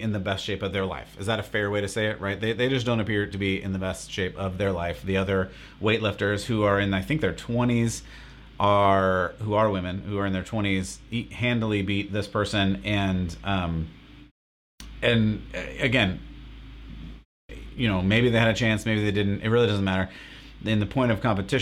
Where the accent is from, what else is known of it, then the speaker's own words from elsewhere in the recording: United States; I am from America